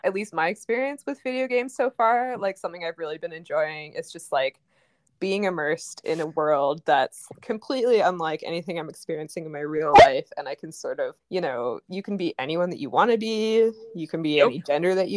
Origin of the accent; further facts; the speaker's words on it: Smithers, British Columbia, Canada; moved back to my hometown of Smithers, BC on Wet'suwet'en territory during the pandemic.